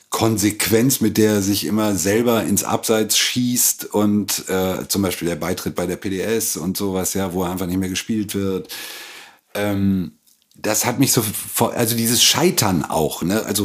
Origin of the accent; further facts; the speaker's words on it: Lingen, Lower Saxony, Germany; Ganz nah der holländischen Grenze aus dem Emsland, aus hm? Lingen-Ems.